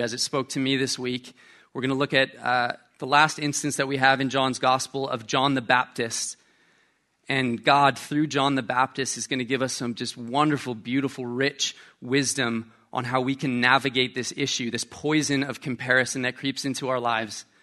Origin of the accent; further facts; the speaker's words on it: Canada; moved away; I'm Canadian